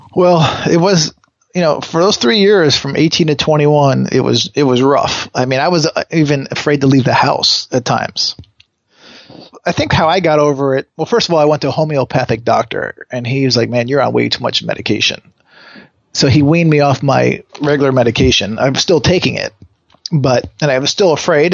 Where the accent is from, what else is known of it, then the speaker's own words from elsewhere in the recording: Connecticut, United States; now in Los Angeles, United States; I grew up in Connecticut